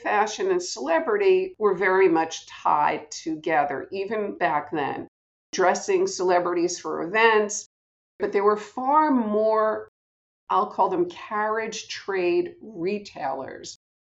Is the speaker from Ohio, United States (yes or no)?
no; Cliffside Park, New Jersey, United States; I'm from New Jersey, Cliffside Park.